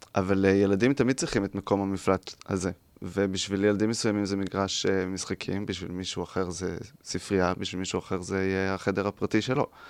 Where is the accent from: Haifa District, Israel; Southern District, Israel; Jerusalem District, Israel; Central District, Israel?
Central District, Israel; Mazkeret Batya; also born or lived in Rehovot; אני ממזכרת בתיה